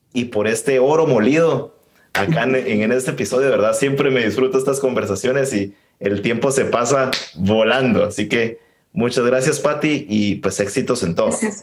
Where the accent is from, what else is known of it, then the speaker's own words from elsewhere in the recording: Guatemala; yo como guatemalteco